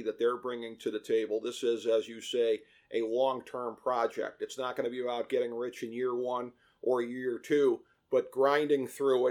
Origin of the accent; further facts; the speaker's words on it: Ohio, United States; my home state of Ohio